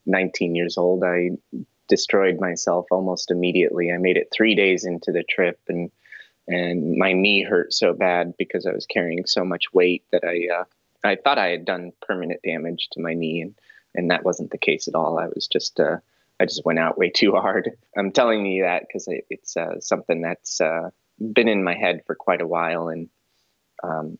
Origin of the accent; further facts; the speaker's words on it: Colorado, United States; now in California, United States; I'm a Colorado boy. I'm from the Rocky Mountains